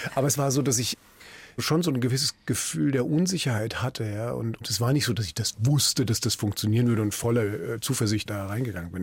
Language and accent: German; Frankfurt am Main, Hesse, Germany; moved away as an adult; also born or lived in Berlin; now in Mülheim an der Ruhr, Germany; nach Frankfurt am Main umgezogen, meiner alten Heimatstadt